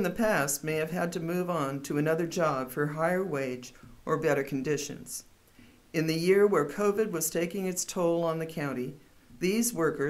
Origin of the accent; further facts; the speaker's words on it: Corning, California, United States; Growing up in Corning, olives were inevitably a part of my life.